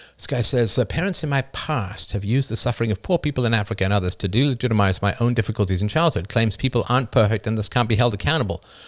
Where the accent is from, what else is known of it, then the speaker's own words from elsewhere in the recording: Ireland; moved away; also born or lived in North America; I wasn't born in North America. I was born in Ireland